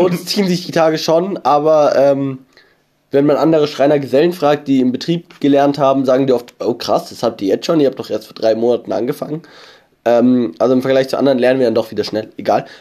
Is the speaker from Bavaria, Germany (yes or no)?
yes; near Starnberg, Bavaria, Germany; ich komme aus der Nähe von Starnberg und nicht aus Starnberg. Ich, ich wohne zwar im Landkreis Starnberg